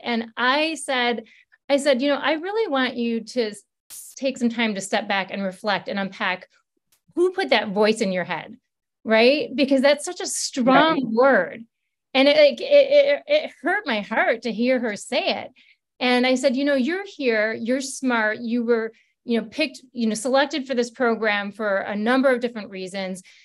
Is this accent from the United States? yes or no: yes; Michigan, United States; I'm not from Detroit, but from Michigan